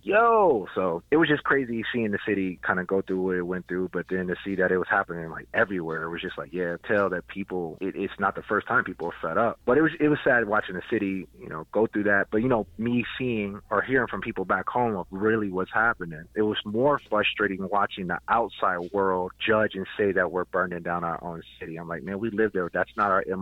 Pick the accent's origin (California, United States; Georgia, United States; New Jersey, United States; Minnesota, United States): Minnesota, United States; Minneapolis; now in Denver, United States; I'm originally from Minneapolis